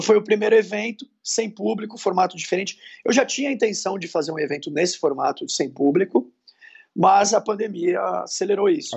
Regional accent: Santos, São Paulo, Brazil; now in São Paulo, Brazil; eu sou de Santos, mas moramos em São Paulo

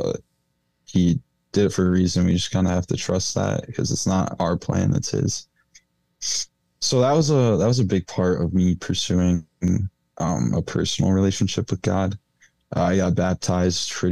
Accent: Portland, Michigan, United States; I'm from Portland, Michigan

